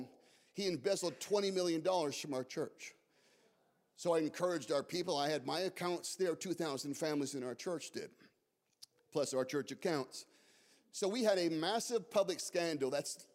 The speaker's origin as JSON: {"language": "English", "town": "Scottsdale", "region": "Arizona", "country": "United States", "tie": "born or raised there", "moved": "yes", "said": "Scottsdale was my hometown"}